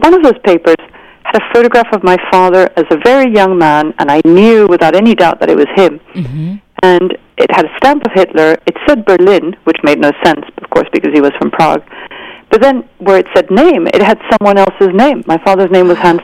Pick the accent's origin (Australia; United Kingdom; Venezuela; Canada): Venezuela; I grew up in Venezuela.